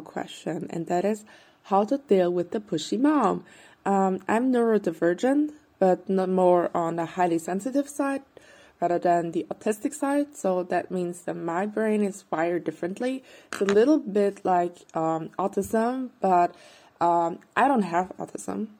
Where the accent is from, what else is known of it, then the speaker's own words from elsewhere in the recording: Vienna, Austria; I'm from Vienna, Austria